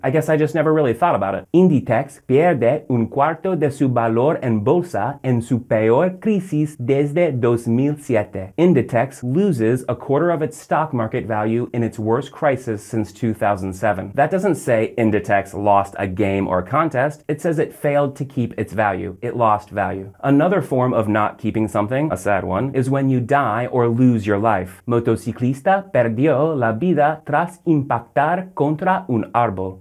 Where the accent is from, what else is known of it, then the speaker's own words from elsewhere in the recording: Orlando, Florida, United States; from my hometown here in Orlando